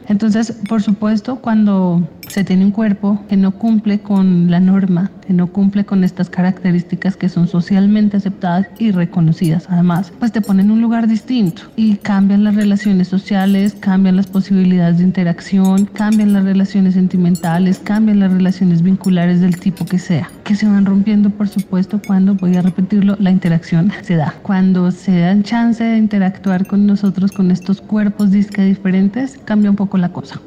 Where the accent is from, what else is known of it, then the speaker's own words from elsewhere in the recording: Bogotá, Bogotá Capital District, Colombia; also born or lived in Cauca; now in Soacha, Colombia; Nací en Bogotá y viví muchos años en el departamento del Cauca, más o menos 8, 7, algo así